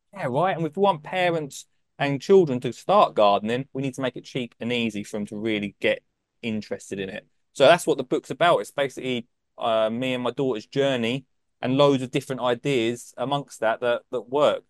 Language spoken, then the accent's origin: English; Essex, East of England, United Kingdom; I'm from Essex